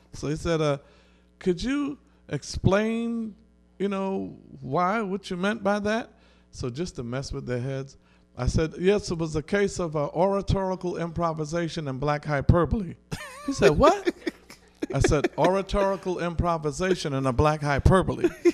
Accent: New York City, New York, United States; I grew up on the Lower East Side of Manhattan.

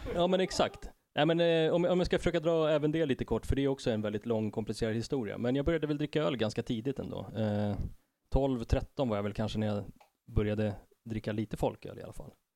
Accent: Stockholm, Stockholm County, Sweden; also born or lived in Tensta / Enskede / Husby / Fruängen; Jag har eh, bott på alla möjliga platser i, i Stockholm, uppvuxen i Tensta, Enskede, Husby ett år och sen Fruängen

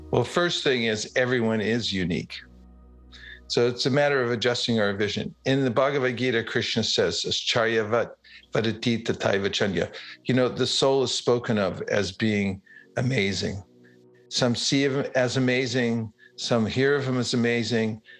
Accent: California, United States; Uh, I first announce myself and say, I'm from California.

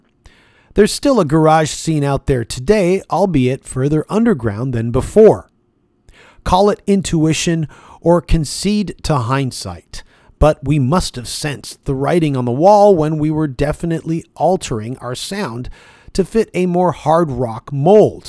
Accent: Toronto, Ontario, Canada; being born and raised in Toronto, Canada

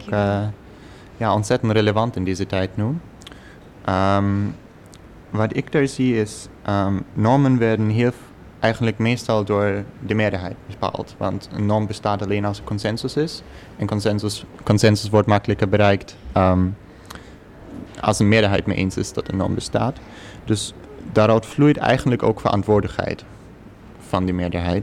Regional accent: Germany; Dutch is a second language; moved away as an adult; now in Netherlands; ik uit een heel klein dorpje in, in Duitsland kwam

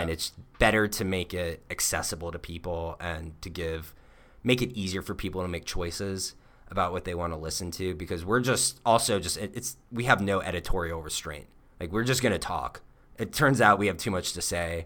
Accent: Florida, United States; moved away; we're from Florida

